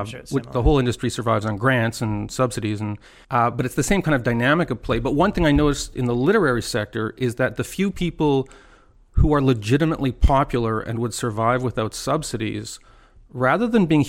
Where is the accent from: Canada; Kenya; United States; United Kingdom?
Canada; So I'm from Canada